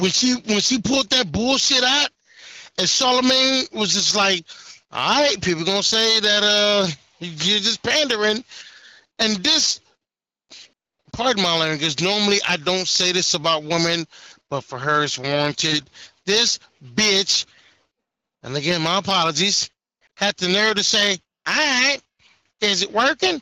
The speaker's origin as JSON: {"language": "English", "country": "United States", "tie": "born or raised there", "also_born_or_lived": "Detroit, Michigan / Houston, Texas", "said": "Black and born and raised in Detroit and Houston"}